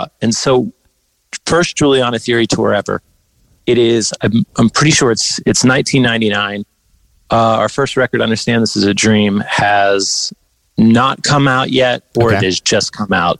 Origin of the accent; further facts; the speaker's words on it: Western Pennsylvania, United States; Western PA hardcore that sound where I'm from